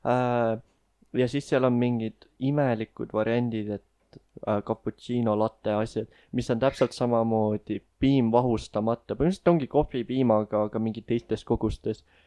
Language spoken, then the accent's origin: Estonian; Elva, Tartu County, Estonia; ma käisin iga suvi Tallinnas vanaema juures, ma elasin Elvas